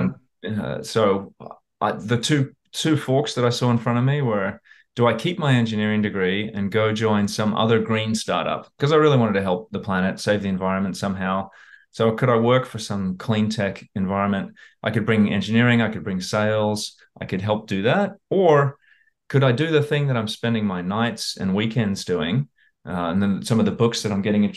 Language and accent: English; Australia; moved away as an adult; also born or lived in Houston, Texas, United States; now in United States; I grew up in Australia, but I happened to be born in America. I was born in Houston